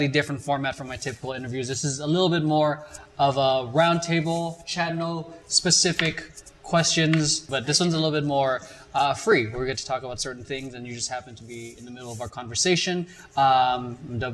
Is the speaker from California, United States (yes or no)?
yes; California, United States; we're all from Cali